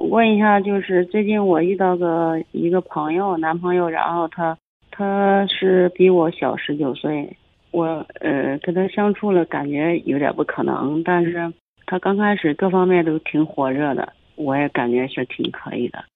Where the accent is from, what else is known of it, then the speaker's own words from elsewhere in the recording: Zhengzhou, Henan, China; 我郑州市的呀